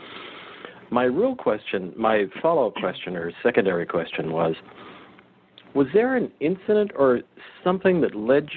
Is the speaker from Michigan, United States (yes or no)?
no; Monterey Peninsula, California, United States; as a kid, I grew up on the Monterey Peninsula